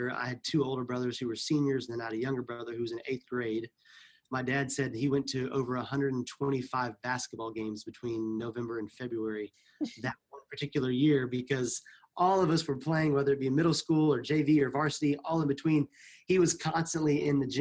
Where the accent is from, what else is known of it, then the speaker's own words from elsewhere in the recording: the Bible Belt, United States; moved away as an adult; also born or lived in East Africa / Middle East; both Carrie and I grew up in the United States in kind of the Bible Belt area.